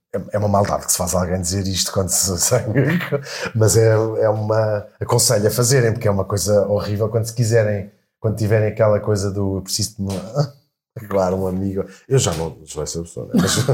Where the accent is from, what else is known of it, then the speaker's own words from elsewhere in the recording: Portugal; moved away as an adult; also born or lived in London; Já saímos de Portugal, fomos para Londres